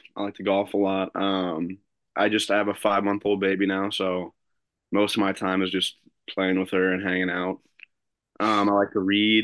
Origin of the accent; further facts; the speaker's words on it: United States; moved away as an adult; now in Machesney Park, United States; I grew up outside the Quad Cities